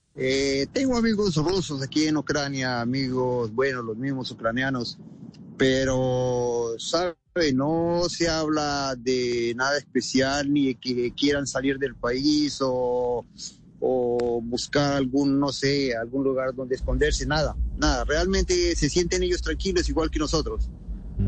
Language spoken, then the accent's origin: Spanish; Colombia; now in Ukraine; siendo colombiano de pura raza.